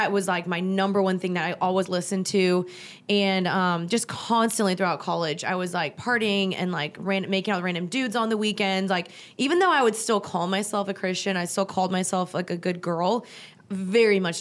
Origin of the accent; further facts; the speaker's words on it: United States; My parents are both immigrants. My dad's from Germany. My mom's from Guatemala. And I was born in the States